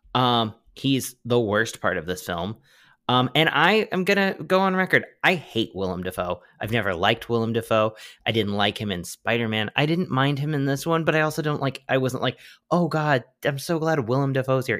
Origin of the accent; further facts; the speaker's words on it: California, United States; also born or lived in Oklahoma; I was born in California